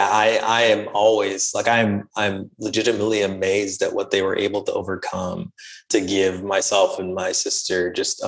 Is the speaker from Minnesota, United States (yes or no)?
yes; Rochester, Minnesota, United States; also born or lived in New York; I was born in New York, but grew up mostly in Rochester, Minnesota.